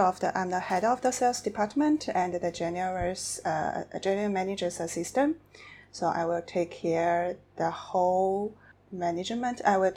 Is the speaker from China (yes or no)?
yes; Shanghai, China; moved away as an adult; now in Phuket, Thailand; I'm from Shanghai